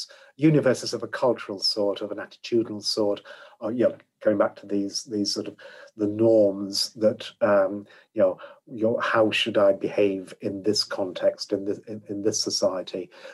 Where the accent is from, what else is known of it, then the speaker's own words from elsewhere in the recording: Yorkshire and the Humber, United Kingdom; the way I was brought up in Yorkshire, there were two bits of my life.